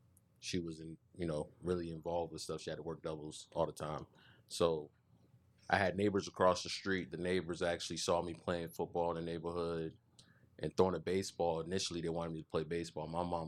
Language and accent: English; Fort Lauderdale, Florida, United States; moved away; Born in Fort Lauderdale, Florida. Lived all over Broward, Pompano, Margate, Cold Springs. Growing up as a kid. Left for Boston.